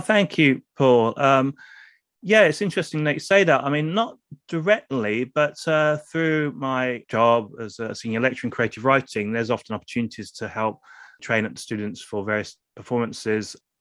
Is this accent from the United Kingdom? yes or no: yes; England, United Kingdom; first language English; being English